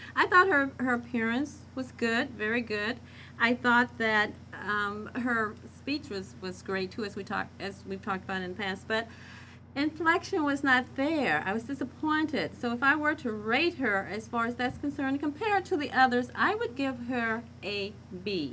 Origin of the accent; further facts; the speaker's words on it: Marble, Arkansas, United States; accent: southern; Yes, I grew up in Marble, Arkansas, and the southern accent and dropping ings was very common.